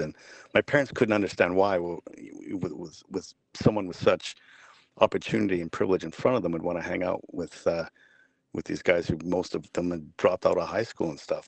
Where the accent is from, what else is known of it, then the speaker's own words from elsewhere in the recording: Vancouver, British Columbia, Canada; I grew up in Vancouver